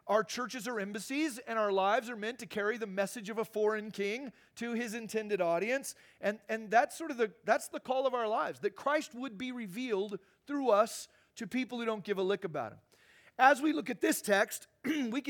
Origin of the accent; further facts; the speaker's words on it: Phoenix, Arizona, United States; I grew up in Phoenix